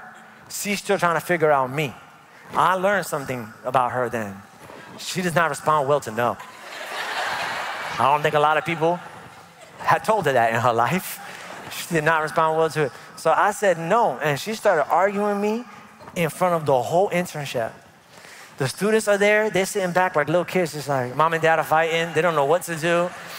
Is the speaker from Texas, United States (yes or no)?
no; New York, United States; moved away; I'm from New York